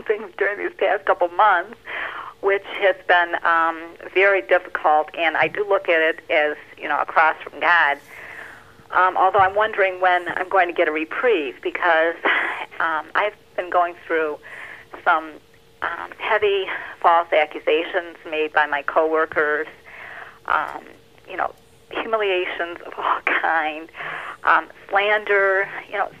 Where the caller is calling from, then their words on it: Livonia, Michigan, United States; I'm calling from Livonia, Michigan